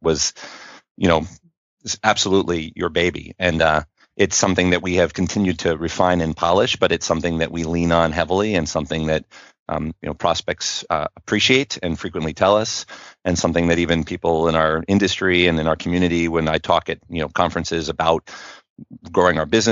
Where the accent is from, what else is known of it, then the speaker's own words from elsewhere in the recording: Westchester County, New York, United States; moved away as an adult; also born or lived in Connecticut; now in St. Louis, United States; I come from New York originally. I was from Westchester County, the first county north of the city, sort of a New England boy, born and raised